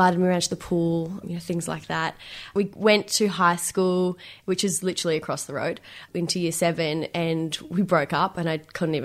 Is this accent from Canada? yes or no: no; Benalla, Victoria, Australia; moved away as an adult; now in Melbourne, Australia; And we moved to this tiny country town called Benalla.